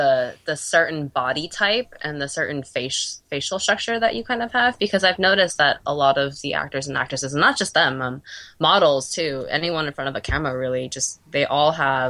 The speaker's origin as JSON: {"language": "English", "country": "United States", "said": "I'm American and Asian American"}